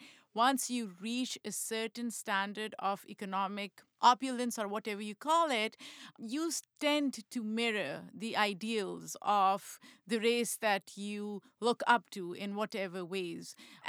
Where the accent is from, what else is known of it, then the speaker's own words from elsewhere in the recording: Pakistan; I grew up in Pakistan, and it's pretty normal country.